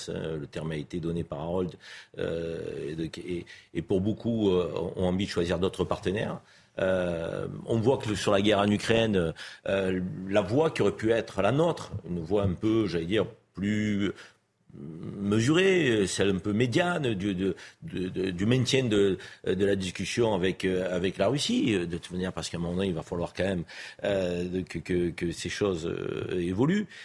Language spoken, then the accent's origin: French; France; quelles que soient nos sensibilités en tant que Français, parce que la voix de la France dans le monde, on est tous fiers